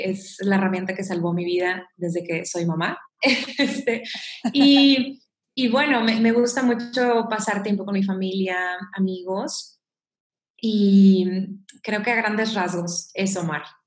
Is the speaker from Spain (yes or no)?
no; Mexico; soy mexicana